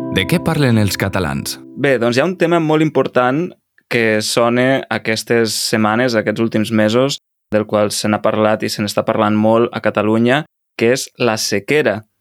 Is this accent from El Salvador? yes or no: yes; El Salvador; first language Spanish; Catalan is a second language; sóc del Salvador, estic aprenent català